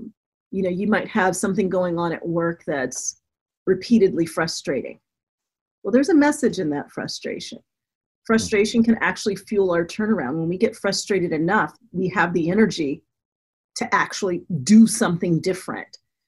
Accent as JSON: {"language": "English", "town": "Denver", "region": "Colorado", "country": "United States", "tie": "born or raised there", "also_born_or_lived": "Florida / Germany", "said": "And I grew up mostly in Denver, Colorado. I was an Air Force brat, so I was born in Florida, lived in Germany, but grew up in Colorado."}